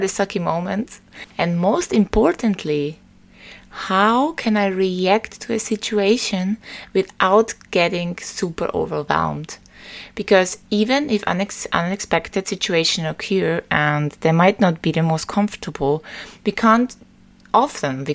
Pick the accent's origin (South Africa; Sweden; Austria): Austria; Vienna; Vienna, my hometown, is especially beautiful